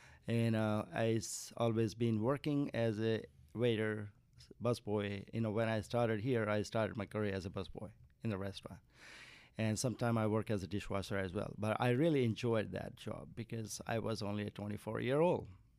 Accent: Nepal; moved away as an adult; now in United States; I'm from Nepal.

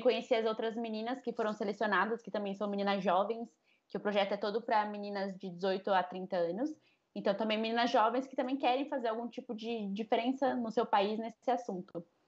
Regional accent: Rio Claro, São Paulo, Brazil; moved away as an adult; now in Rio de Janeiro, Brazil; Eu sou do interior de São Paulo também, sou de Rio Claro. Eu comecei minha vida bandeirante

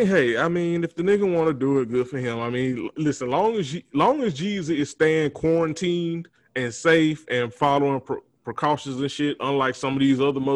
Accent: Montezuma, Georgia, United States; my hometown of Montezuma, Georgia

